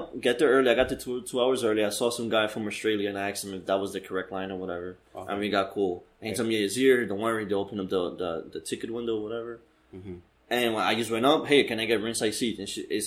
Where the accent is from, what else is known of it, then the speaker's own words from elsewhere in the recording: New York, United States; here in New York, in my hometown